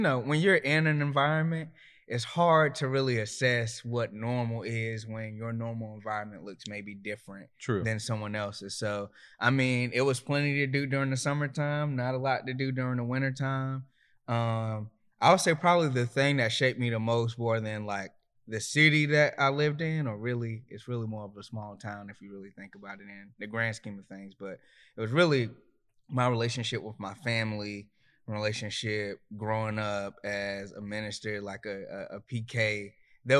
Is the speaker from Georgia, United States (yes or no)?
no; Myrtle Beach, South Carolina, United States; now in Raleigh, United States; Myrtle Beach, South Carolina, 843. {S0} And currently, {S1} Currently, I'm in Raleigh, North Carolina, Southeast Raleigh, to be exact.